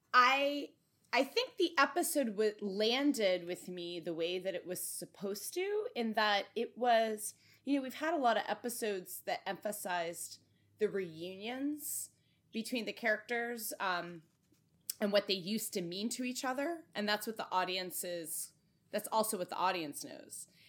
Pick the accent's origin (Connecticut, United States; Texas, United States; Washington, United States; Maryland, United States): Connecticut, United States; my home state of Connecticut